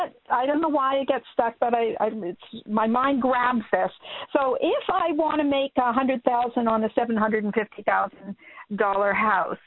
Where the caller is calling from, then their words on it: Minnesota, United States; Hey, Minnesota.